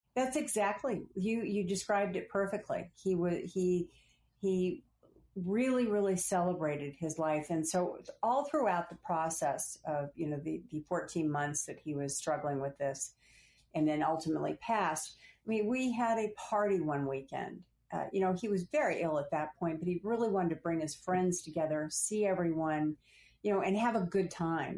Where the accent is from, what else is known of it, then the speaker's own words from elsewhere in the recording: Phoenix, Arizona, United States; moved away as an adult; also born or lived in California / Washington; I was from Phoenix, Arizona, and although I'd gone to college in California